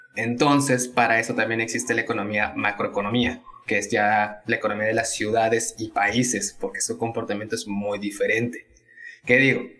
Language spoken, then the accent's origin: Spanish; Tabasco, Mexico; moved away as an adult; also born or lived in Veracruz / Mexico City; now in Monterrey, Mexico; soy tabasqueño. No, no, nací en ahí, nací en Veracruz, pero llegué a Tabasco a los dos años.